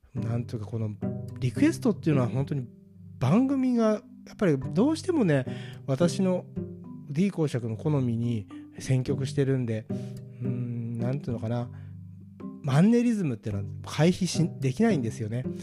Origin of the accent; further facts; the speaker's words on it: Kanto, Japan; 関東人だから